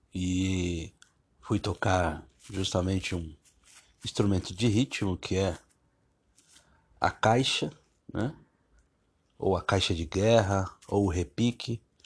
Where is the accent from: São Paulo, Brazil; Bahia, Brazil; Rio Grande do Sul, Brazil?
São Paulo, Brazil; eu cresci em São Miguel Paulista, um, um bairro de periferia